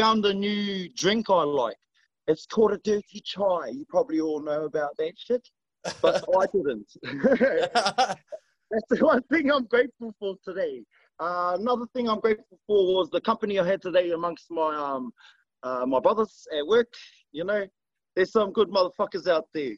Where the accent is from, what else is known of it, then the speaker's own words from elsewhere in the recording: Brisbane, Queensland, Australia; also born or lived in Tingalpa; I grew up in between here and Brisbane